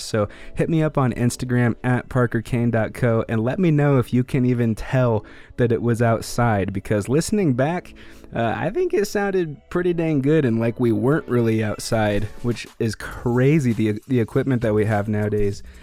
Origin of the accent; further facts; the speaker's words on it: Greeley, Colorado, United States; moved away; also born or lived in Denver / Idaho; I was born in Greeley.